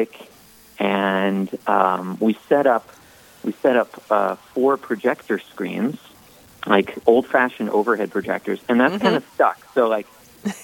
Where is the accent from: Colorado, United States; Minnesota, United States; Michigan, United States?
Minnesota, United States; now in Minot, United States; I'm from Minnesota